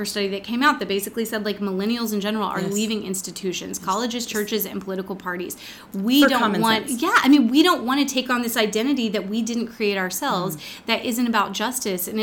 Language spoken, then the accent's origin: English; Texas, United States; growing up in Texas